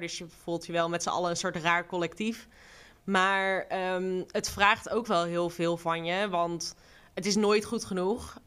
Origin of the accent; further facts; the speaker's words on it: Duiven, Gelderland, Netherlands; also born or lived in Rotterdam; mijn ouders zijn voor mijn vaders werk naar Duiven verhuisd